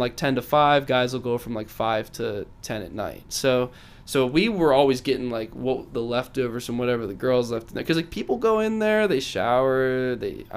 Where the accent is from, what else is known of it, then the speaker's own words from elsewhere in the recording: United States; I'm an American